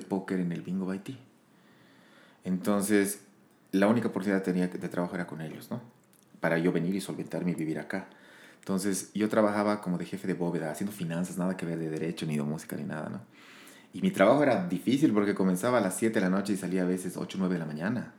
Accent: La Paz, Bolivia; moved away as an adult; also born or lived in Sucre; soy, soy de La Paz. Em, he nacido en el 84. Eh, ya tengo 38 años. Eh, me, prácticamente vivido hasta mis, hasta mis 20 años en La Paz

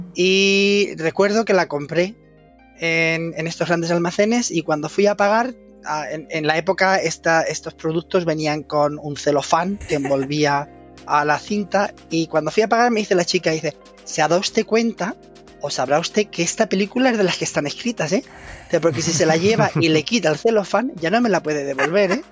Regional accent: Spain; moved away as an adult; also born or lived in Valencia; now in London, United Kingdom; soy de origen español y de hecho me eduqué en España

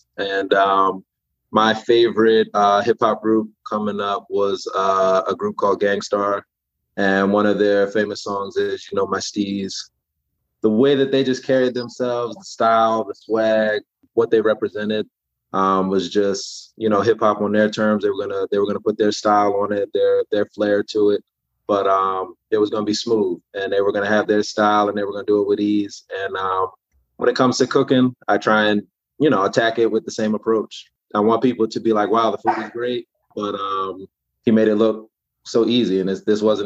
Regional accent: New York, United States; now in Maryland, United States; I was here in Maryland, but originally being from New York

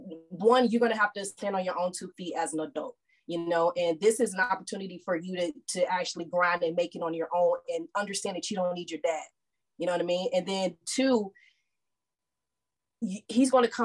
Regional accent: St. Louis, Missouri, United States; moved away as an adult; also born or lived in Houston, Texas; now in Texas, United States; I grew up in St. Louis, Missouri, but I moved here to Texas to go to college.

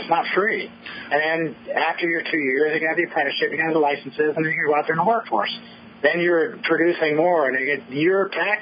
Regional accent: United States; as American people

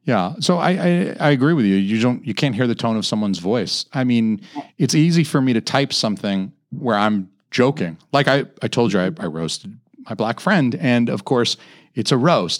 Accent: Atlanta, Georgia, United States; I'm from Atlanta. I'm from Georgia

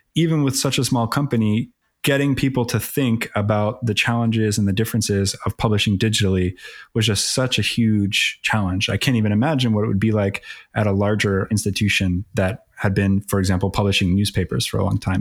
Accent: Philadelphia, Pennsylvania, United States; also born or lived in Atlanta; Born and raised in Philly, as they say, or the, the suburbs of Philly.

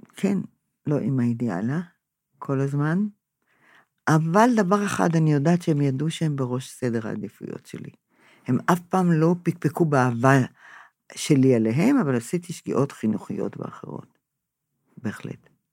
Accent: Israel; אני נולדתי פה, הוריי נולדו פה

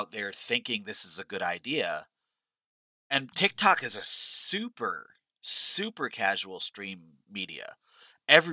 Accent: New York, United States; growing up in New York

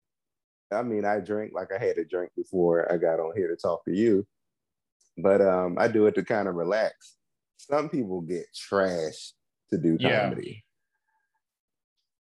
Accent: Washington, District of Columbia, United States; moved away as an adult; also born or lived in Oakland; now in Los Angeles, United States; I'm from DC

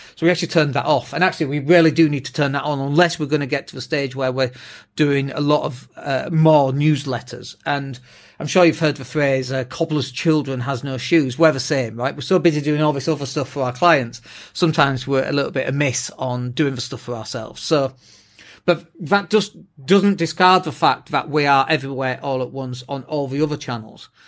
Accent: England, United Kingdom; first language English; we're English as well, uh, like native English speakers

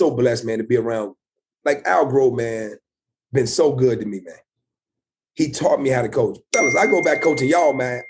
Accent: Lynchburg, Virginia, United States; born or raised there

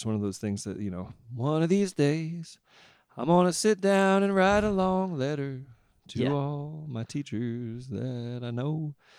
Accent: San Diego, California, United States; played in a reggae band, you know, things I grew up doing around San Diego in the beach clubs.

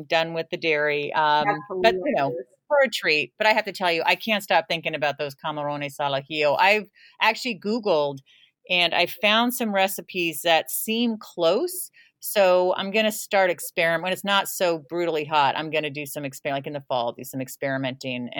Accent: San Jose, California, United States; moved away; where I grew up in South San Jose, next to Almaden Valley.

